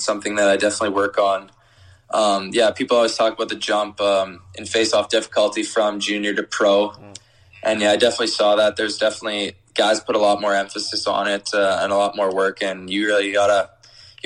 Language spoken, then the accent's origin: English; Canada; being a Canadian, I'm super excited to be staying in Canada